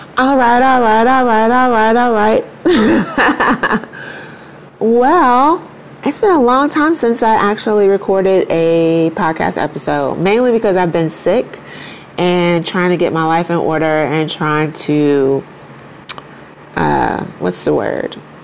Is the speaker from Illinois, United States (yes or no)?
yes; Chicago, Illinois, United States; now in Houston, United States; being from Chicago, um, there's this great sense of pride that we as black people have